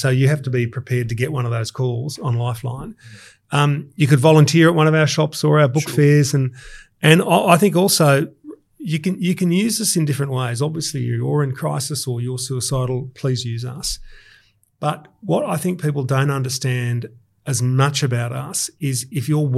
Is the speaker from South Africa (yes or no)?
no; Sydney, New South Wales, Australia; I was born in Balmain in 1969